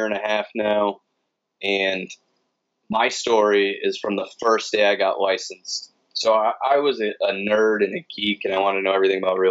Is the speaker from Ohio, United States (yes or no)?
no; Connecticut, United States; now in San Antonio, United States; I'm originally from Connecticut.